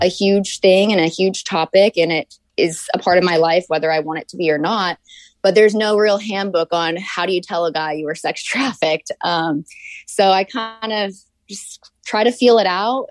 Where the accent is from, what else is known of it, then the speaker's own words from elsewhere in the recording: Orange County, California, United States; moved away as an adult; also born or lived in Atlanta, Georgia / North Carolina; I was actually born in Atlanta, Georgia, and then grew up in Orange County